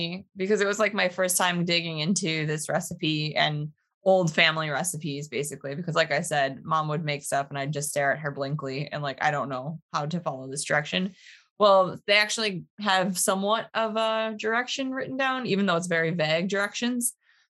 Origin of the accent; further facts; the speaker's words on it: Buffalo, New York, United States; now in New Jersey, United States; I grew up around Buffalo.